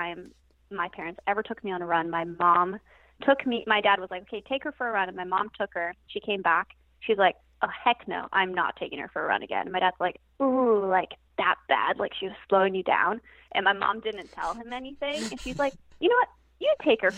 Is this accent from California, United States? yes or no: yes; Downey, California, United States; moved away as an adult; now in Santa Barbara, United States; So I grew up in LA in the city of Downey, just south and inland